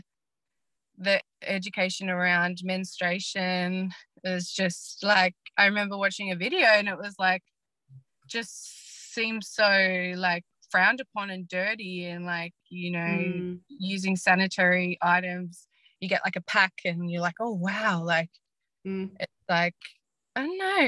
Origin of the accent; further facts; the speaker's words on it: Gippsland, Victoria, Australia; I grew up in Gippsland area, and in regional, in a small regional town.